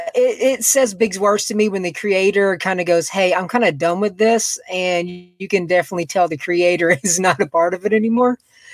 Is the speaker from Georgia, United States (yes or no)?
yes; Macon, Georgia, United States; I am from Macon, Georgia. It's like an hour away from Atlanta